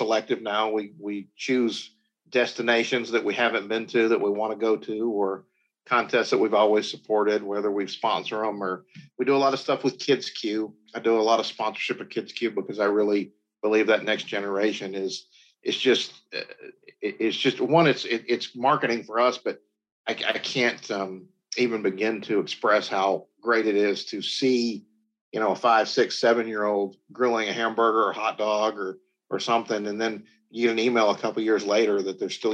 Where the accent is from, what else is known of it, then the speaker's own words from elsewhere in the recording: the South, United States; Growing up in the South